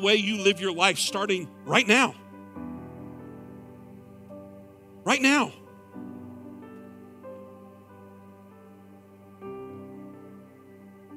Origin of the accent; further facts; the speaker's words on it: Clover, United States; moved away; my hometown of Clover